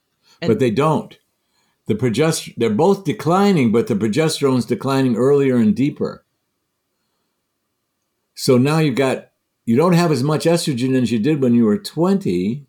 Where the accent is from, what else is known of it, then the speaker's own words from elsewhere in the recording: Michigan, United States; I'm from Michigan.